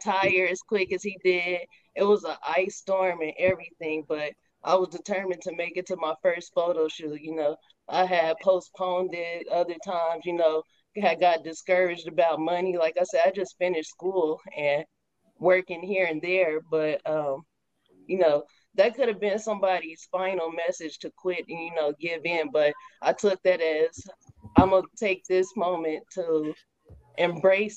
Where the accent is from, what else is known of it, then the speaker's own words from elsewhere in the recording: Kansas City, Missouri, United States; I am a Kansas City, Missouri native. And I take pride in being from the Missouri side.